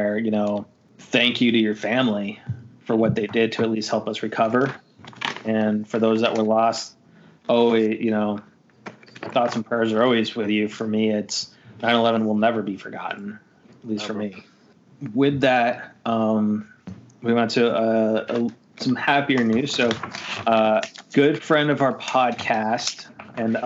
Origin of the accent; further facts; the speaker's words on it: New York, United States; moved away; I was from New York